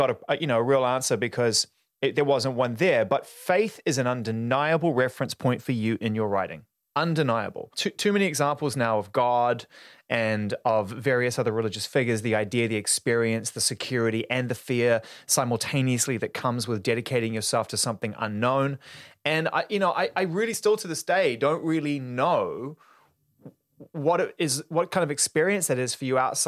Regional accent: New Zealand; I'm from New Zealand

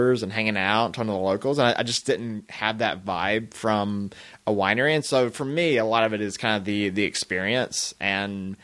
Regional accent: the South, United States; now in Los Angeles, United States; I'm from the South

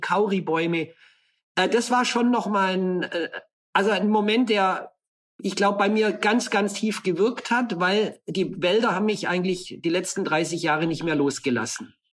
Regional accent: Allgäu, Bavaria, Germany; now in Brazil; In der Kindheit ist man aufgewachsen im Allgäu.

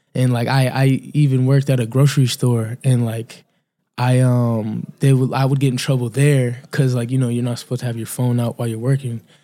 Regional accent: Cape Cod, Massachusetts, United States; also born or lived in Encino, California; I'm from Cape Cod, Massachusetts

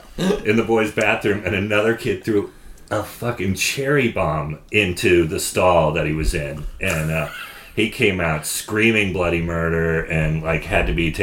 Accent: Sonoma, California, United States; born or raised there

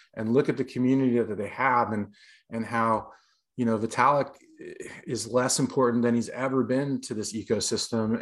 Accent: Los Angeles, California, United States; moved away as an adult; also born or lived in New York City, United States; I moved back to Los Angeles, my hometown

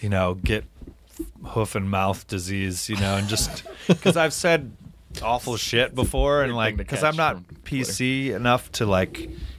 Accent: Palm Springs, California, United States; born there; Well, I was born in Palm Springs because that's the only place the hospital is.

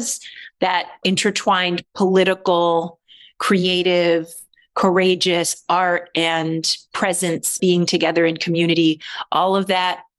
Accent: Baltimore, Maryland, United States; I was born in Baltimore

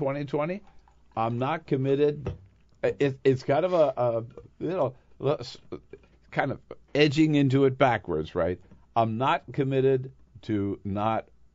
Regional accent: Delaware, United States; moved away as an adult; also born or lived in California; I am a Californian, but I was born in Delaware. So by birth and up until I was 18, I lived in Delaware, and Delaware's my home state.

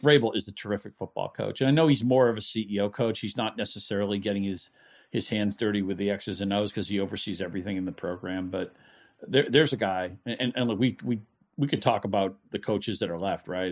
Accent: New England, United States; I grew up in New England

